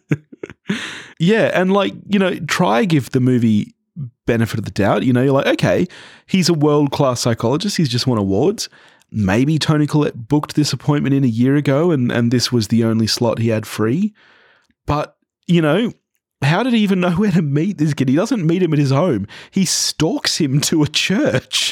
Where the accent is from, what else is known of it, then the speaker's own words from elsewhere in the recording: Australia; growing up in Australia